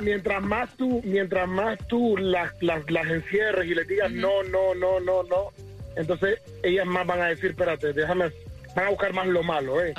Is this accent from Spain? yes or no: no; Nicaragua; moved away; en mi país a las muchachas les decían, en Nicaragua les decían que no